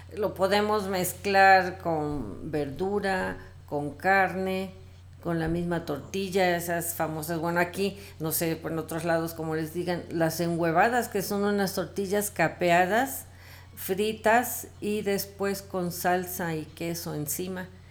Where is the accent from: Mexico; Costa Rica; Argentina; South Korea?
Mexico; pues ya ves cómo somos los mexicanos